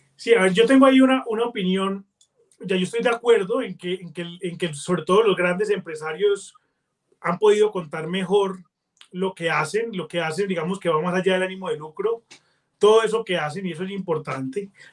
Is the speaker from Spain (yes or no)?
no; Colombia; los colombianos vemos el mundo